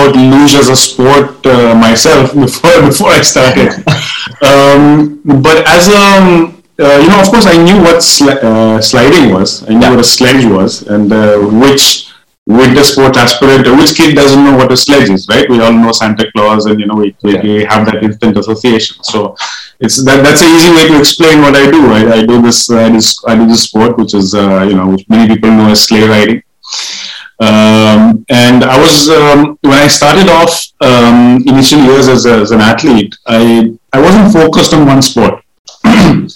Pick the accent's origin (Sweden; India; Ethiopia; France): India; I was born in the Himalayas